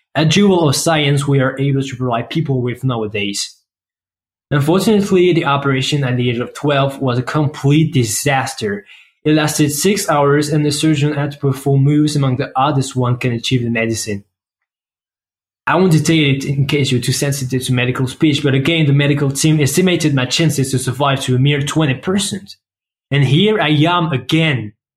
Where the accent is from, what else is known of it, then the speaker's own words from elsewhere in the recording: France; accent: French; English is a second language; I come from France, as you can probably tell thanks to my awesome accents.